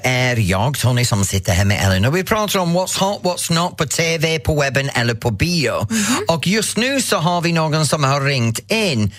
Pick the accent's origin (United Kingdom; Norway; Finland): United Kingdom; England; now in Sweden; mig som engelsman